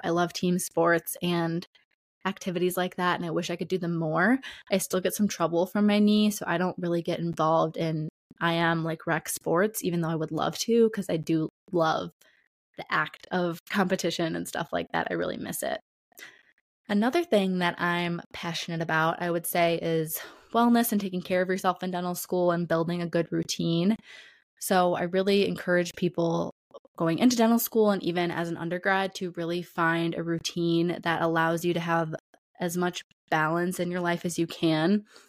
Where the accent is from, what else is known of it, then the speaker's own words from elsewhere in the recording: Detroit area, Michigan, United States; I was born and raised in the Detroit area and the suburbs around there, so about forty minutes outside of Detroit